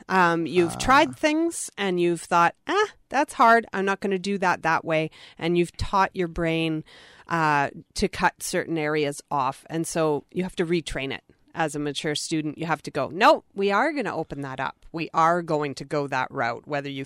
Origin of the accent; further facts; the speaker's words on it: Penny, British Columbia, Canada; now in Vancouver, Canada; I live in Vancouver now, but I am originally from the Prince George area, from Penny.